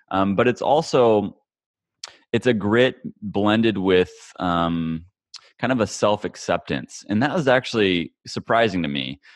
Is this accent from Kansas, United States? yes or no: yes; Kansas, United States; I grew up in Kansas, of all places, the middle of America